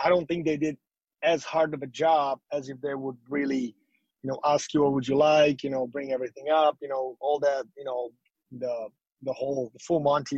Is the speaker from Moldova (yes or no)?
no; Slovakia; moved away; where I'm from, Slovakia